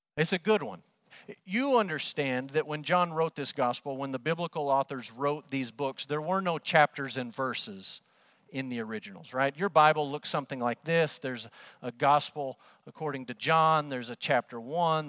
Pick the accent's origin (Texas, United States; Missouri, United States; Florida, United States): Texas, United States; Amarillo; moved away as an adult; also born or lived in Kentucky / Oklahoma; Growing up in Amarillo